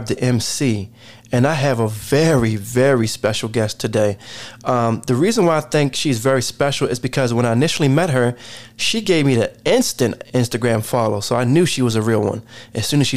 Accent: Baltimore, Maryland, United States; I'm a proud one myself. I'm from the West Side

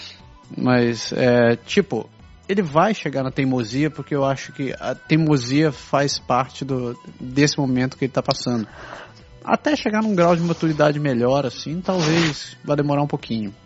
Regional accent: Brazil; moved away as an adult; now in Canada; com colegas com quem eu cresci no Brasil

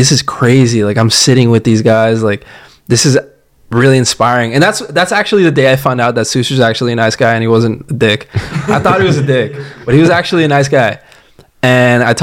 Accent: Florida, United States; moved away as an adult; now in Houston, United States; we were supposed to live in Florida because that's where I'm from Florida

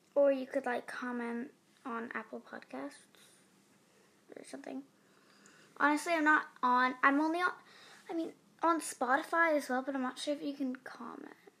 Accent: England, United Kingdom; I'm in Cambridge. I'm actually English.

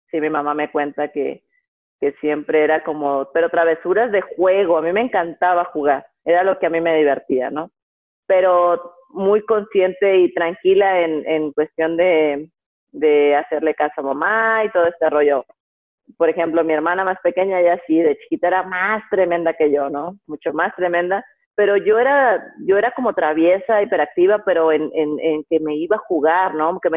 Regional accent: Guasave, Sinaloa, Mexico; Bueno, nací en Guasave, Guasave, Sinaloa, pero crecí y mis papás vivían en la brecha. 14 años fue cuando vivía en la brecha, tengo dos hermanos.

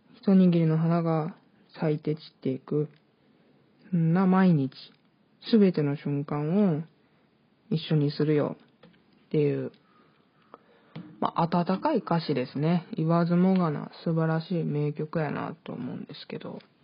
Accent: Hyogo, Japan; also born or lived in Hokkaido; 北海道生まれ、 兵庫県育ちの23歳の

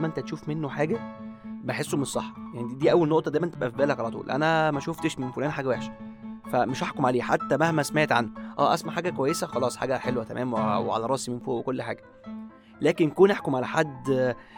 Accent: Egypt; ثقافتنا كمصريين كلنا

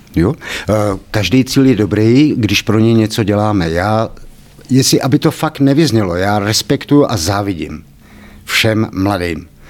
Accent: Kladno, Central Bohemian Region, Czechia; Já nejsem kladeňák, Eh, jsem tady z vesnice kousek vedle, ale nakladně jsem vyrost od malička, teda vlastně od jednoho roku.

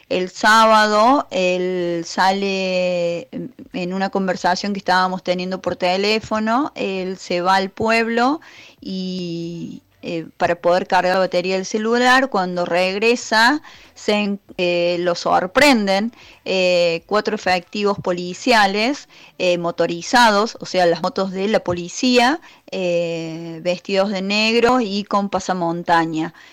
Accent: Santa María de Punilla, Córdoba, Argentina; yo soy de Santa María de Punilla y estamos con varias irregularidades en este sector en relación al trazado de la autovía.

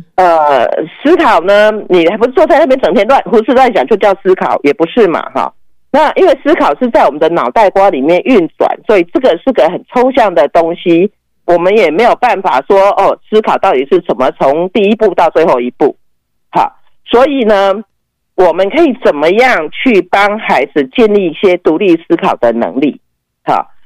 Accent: Taiwan; moved away as an adult; now in United States; 我们从台湾来

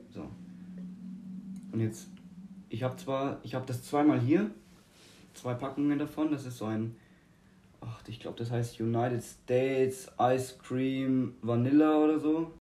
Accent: Germany; ich so als Deutscher

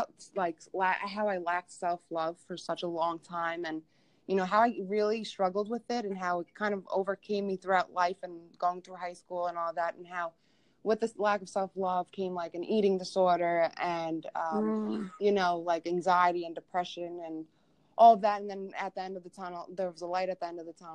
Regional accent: Long Island, New York, United States; moved away as an adult; now in Orlando, United States; I was born and raised in Long Island, New York, and I never moved anywhere in my life until this August that just passed.

